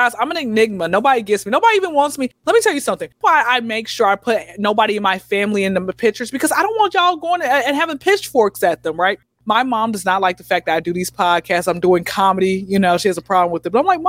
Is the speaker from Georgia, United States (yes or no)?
yes; Atlanta, Georgia, United States; Born and raised in Atlanta. I recently got my diploma in at Clark Atlanta, HBCU.